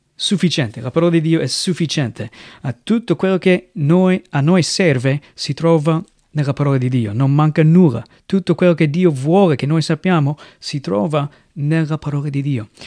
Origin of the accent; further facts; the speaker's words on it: United States; Italian is a second language; moved away as an adult; now in Italy; vengo dagli Stati Uniti, sono un missionario qui in Italia dal 2007